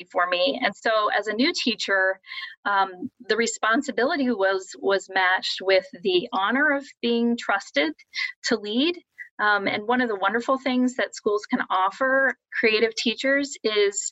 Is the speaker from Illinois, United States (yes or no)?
no; Columbus, Ohio, United States; moved away as an adult; now in South Bend, United States; I'm originally from Columbus, Ohio. And actually, while I did travel, moved around a little bit, I spent the last 20 years there. And I grew up in a suburb there